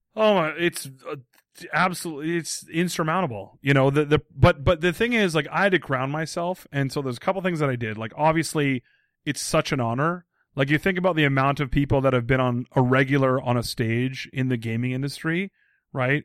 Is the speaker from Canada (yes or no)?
yes; Abbotsford, British Columbia, Canada; moved away; in my hometown of Abbotsford, B C